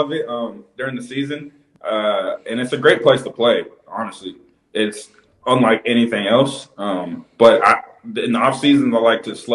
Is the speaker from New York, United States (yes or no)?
no; Arizona, United States; I grew up in Arizona, so I went to D-backs games